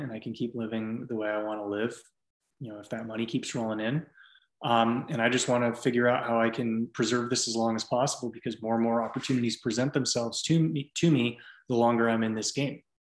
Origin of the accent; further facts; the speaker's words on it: San Francisco Bay Area, California, United States; moved away as an adult; also born or lived in Nashville, Tennessee; now in Austin, United States; I grew up in the San Francisco Bay Area before everything went crazy